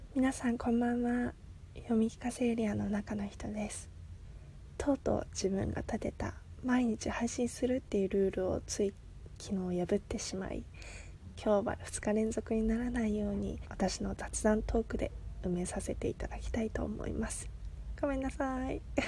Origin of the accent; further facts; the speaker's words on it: Japan; 日本生まれ日本育ちなんですけれども母親が中国人